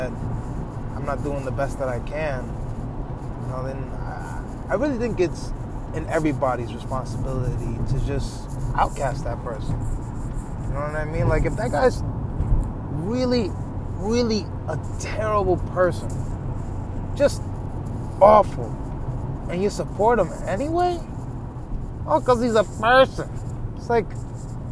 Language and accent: English; New York, United States; I'm from New York